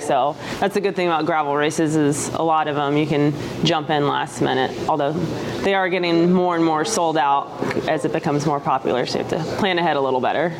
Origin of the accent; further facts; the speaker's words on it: Texas, United States; I'm actually from Texas, which where I'm from is quite flat as well